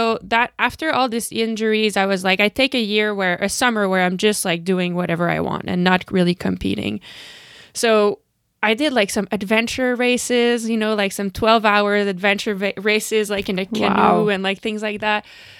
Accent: Canada; But, you know, you asked about like being Canadian.

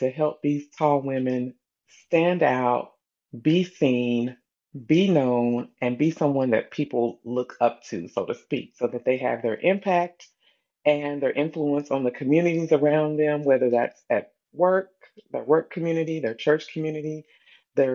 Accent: Bluefield, West Virginia, United States; now in North Carolina, United States; I am originally from Bluefield, West Virginia, but I currently reside in North Carolina

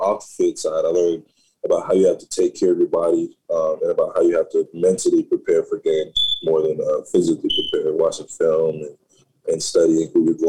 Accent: Cocoa, Florida, United States; born or raised there

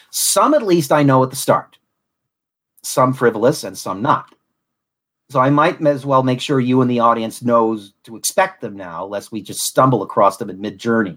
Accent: Southwest Florida, United States; accent: Southern; I was also raised but not born in Southwest Florida.

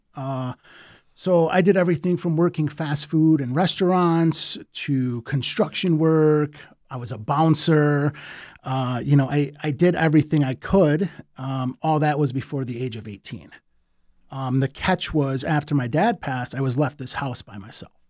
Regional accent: Detroit, Michigan, United States; born and raised in Detroit

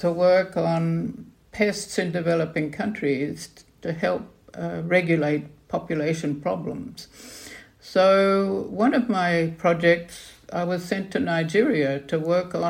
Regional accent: Queensland, Australia; moved away; also born or lived in London; Well, I grew up in Australia. I'm fourth generation Australian, and of course, my parents' garden was in a subtropical area in Queensland

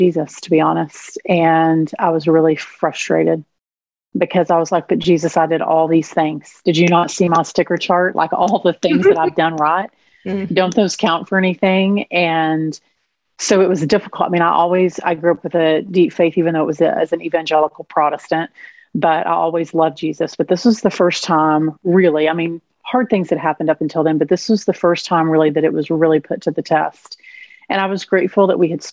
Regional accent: Texas, United States; accent: twang; I grew up in Texas, so six generations back

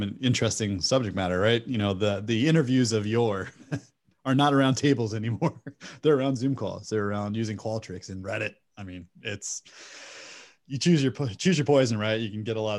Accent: United States; as an American, I also have the juxtaposition of American-based education systems

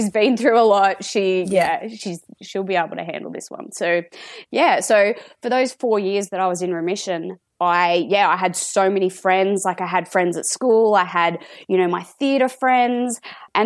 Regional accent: Sydney, New South Wales, Australia; I'm in Sydney, and more specifically, I am from the Sutherland Shire, born and bred.

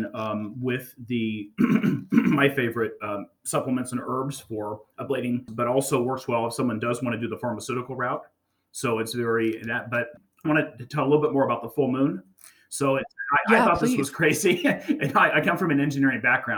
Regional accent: the Bay Area, California, United States; I grew up in the Bay Area

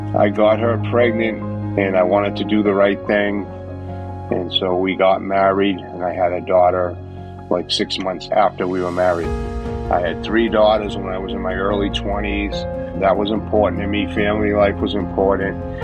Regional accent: Boston, Massachusetts, United States; I was born in Boston, Massachusetts, the mean streets of Boston, October of 1962. We lived in a three family home

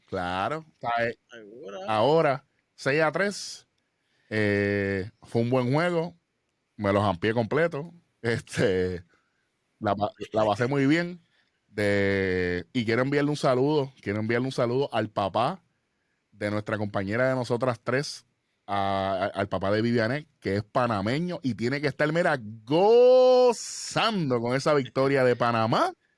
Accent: Puerto Rico; nosotros somos puertorriqueños

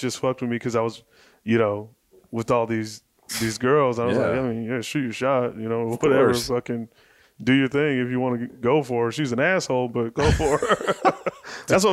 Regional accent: Mesa, Arizona, United States; I grew up in Mesa, Arizona

